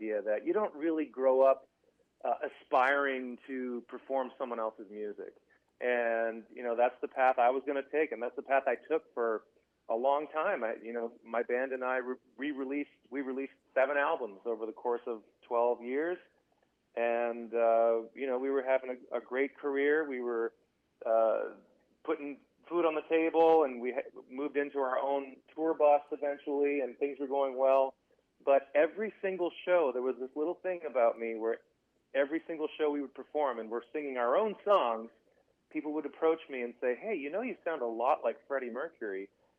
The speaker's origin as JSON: {"language": "English", "country": "Canada", "tie": "born or raised there", "moved": "as an adult", "lives_now": "Nashville, United States", "said": "I kind of grew up in this general area between Montreal and Ottawa. So I'm Canadian. I'm French-Canadian"}